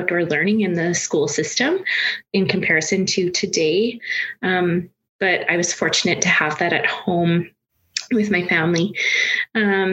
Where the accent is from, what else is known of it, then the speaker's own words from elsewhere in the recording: Saskatoon, Saskatchewan, Canada; I was born here in Saskatchewan and I grew up rurally outside of Saskatoon